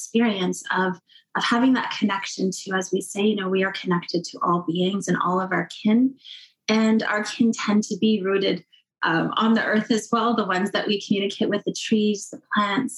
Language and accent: English; Cape Croker First Nation, Ontario, Canada; I'm from Cape Croker First Nation